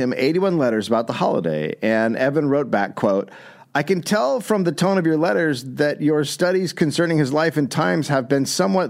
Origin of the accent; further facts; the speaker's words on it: Arizona, United States; I'm from Arizona also.